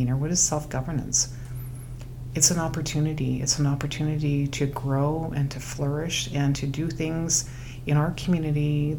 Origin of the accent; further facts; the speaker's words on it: Lakahahmen First Nation, British Columbia, Canada; I am from Lacamel First Nation.